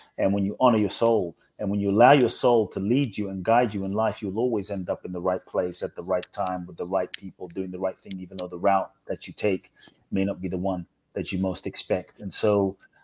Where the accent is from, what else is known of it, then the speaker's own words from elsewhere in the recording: London, United Kingdom; also born or lived in Ghana; I grew up in London